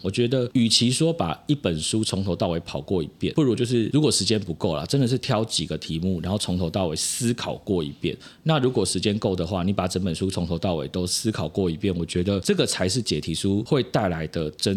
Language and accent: Chinese; Hualien, Hualien County, Taiwan; moved away; also born or lived in Taipei; 因为我花莲人啊，就顺便嗯。回家。对，然后是花莲国风国中，还是我国中念那个学校